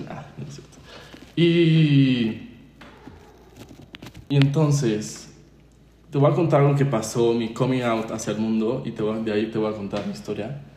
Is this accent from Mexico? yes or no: yes; San Luis Potosí, Mexico; yo soy mexicano, nacido en San Luis Potosí.